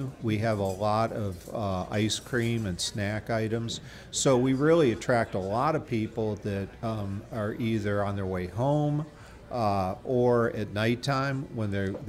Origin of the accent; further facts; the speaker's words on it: Michigan, United States; We're from Michigan originally, but we were kind of had spent years looking for just the right opportunity.